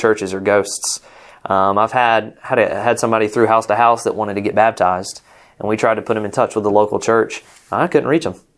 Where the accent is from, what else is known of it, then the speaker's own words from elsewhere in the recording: Rome, Georgia, United States; moved away as an adult; also born or lived in Jacksonville; we're from Rome, Georgia, close to Atlanta, and that's our hometown.